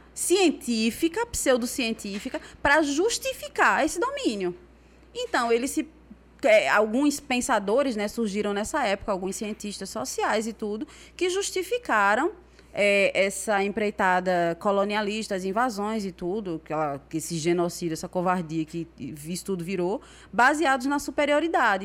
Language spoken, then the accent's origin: Portuguese; Brazil; moved away as an adult; also born or lived in Recife; now in Senegal; eu cresci aqui no Brasil